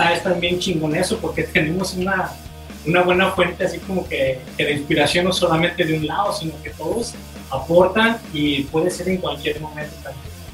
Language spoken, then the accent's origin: Spanish; Mexico; uno crece con el barrio siendo mexicano